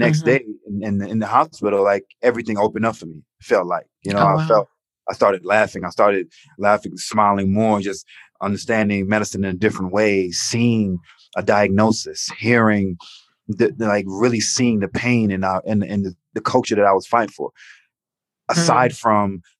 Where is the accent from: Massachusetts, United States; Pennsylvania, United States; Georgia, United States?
Georgia, United States; Atlanta; growing up in Atlanta